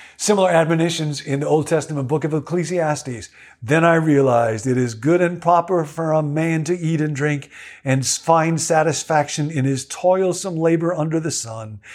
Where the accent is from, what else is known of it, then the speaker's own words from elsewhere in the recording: Rockville, Illinois, United States; the Baptist church in which I grew up in Rockville, Illinois